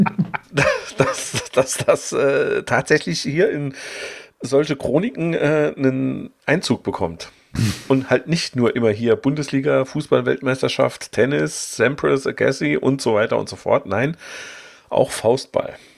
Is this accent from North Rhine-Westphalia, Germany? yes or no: no; Saarland, Germany; als Saarländer hängt man irgendwie schon so an seinen Leuten